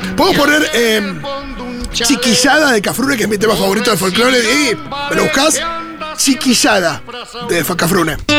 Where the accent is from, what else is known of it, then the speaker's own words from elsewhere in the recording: Buenos Aires, Argentina; una mirada medio porteña, que es la que tengo yo